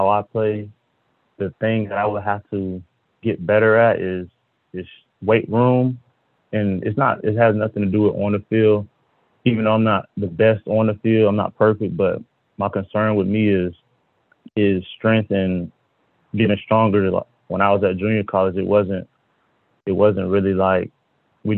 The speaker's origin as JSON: {"language": "English", "town": "Apopka", "region": "Florida", "country": "United States", "also_born_or_lived": "Kansas", "said": "I'm from Apopka, Florida, Central Florida area"}